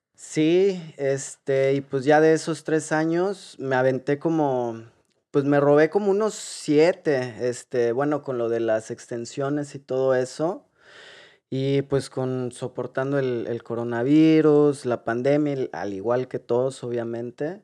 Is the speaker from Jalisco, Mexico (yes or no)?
yes; Guadalajara, Jalisco, Mexico; moved away as an adult; also born or lived in Mexico City; now in Ireland; venimos, nacimos en Guadalajara. Eh, ahí crecimos